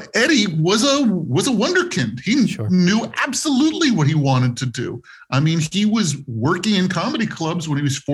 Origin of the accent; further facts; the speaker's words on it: Los Angeles, California, United States; I grew up in West Los Angeles